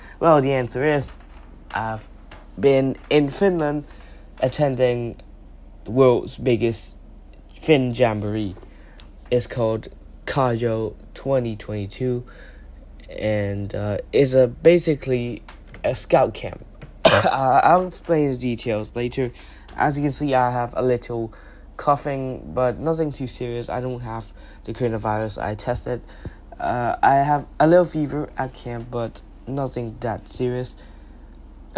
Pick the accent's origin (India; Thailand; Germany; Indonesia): Thailand; I'm from Thailand